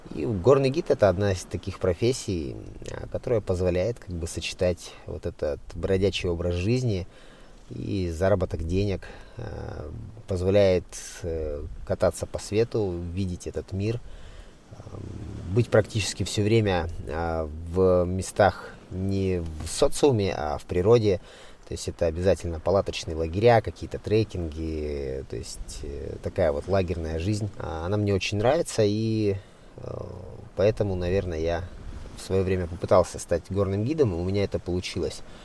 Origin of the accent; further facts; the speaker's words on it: Siberia, Krasnoyarsk Krai, Russia; moved away; сам я родился в Сибири, в Красноярском крае, и долгое время я жил в деревне